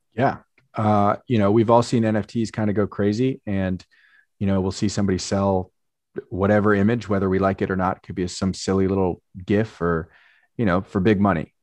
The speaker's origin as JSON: {"language": "English", "area": "Marin County, Bay Area", "region": "California", "country": "United States", "tie": "born or raised there", "said": "I grew up in the Bay Area"}